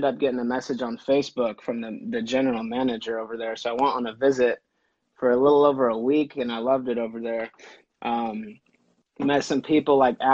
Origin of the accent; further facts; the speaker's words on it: Santa Cruz, California, United States; moved away as an adult; also born or lived in Berkeley, California / San Diego, California / Canada / Japan; I'm from Santa Cruz, California. It's Northern California